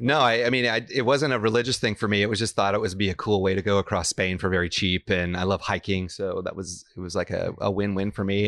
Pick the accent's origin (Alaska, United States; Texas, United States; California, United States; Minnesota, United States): Texas, United States; Houston; moved away as an adult; also born or lived in New York / Santa Fe, New Mexico; now in Napa Valley, United States; I was born in New York, but I really grew up in Houston, Texas